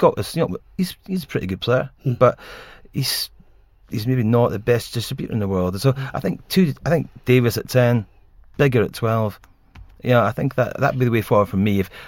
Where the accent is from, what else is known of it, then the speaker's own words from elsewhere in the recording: Scotland, United Kingdom; As a Scotsman, I obviously thought it was great to see the English boys looking a bit flummoxed.